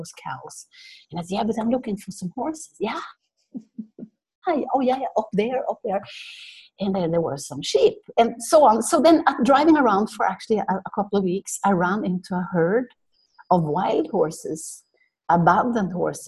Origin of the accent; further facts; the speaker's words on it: Norway; moved away; also born or lived in India / Mozambique; growing up in Norway, when I was 10 years old